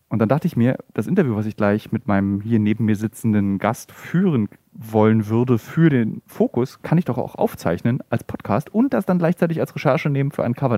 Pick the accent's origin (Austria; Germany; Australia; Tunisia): Germany; the East, eastern Germany; now in Berlin, Germany; also ich komme aus dem Osten